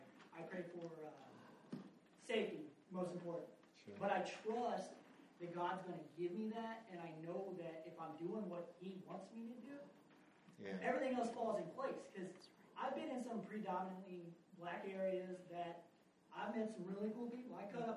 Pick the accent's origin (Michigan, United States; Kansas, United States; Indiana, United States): Indiana, United States; now in Chattanooga, United States; I do a lot of the food deliveries, Uber Eats and such, and I go all over Chattanooga. Mm-hmm. I was born and raised in Indiana